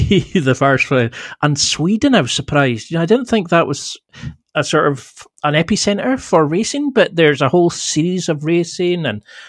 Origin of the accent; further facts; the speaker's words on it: Scotland, United Kingdom; I'm all 100% Scottish